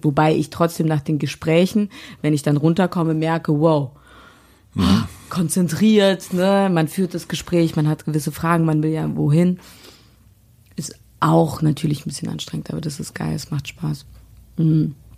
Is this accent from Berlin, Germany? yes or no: yes; Berlin, Germany; Hier in Berlin